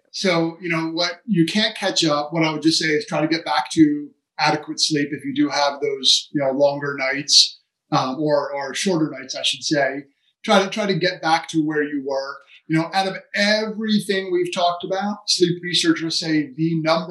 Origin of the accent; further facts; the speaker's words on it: New Jersey, United States; I'm from New Jersey and half Italian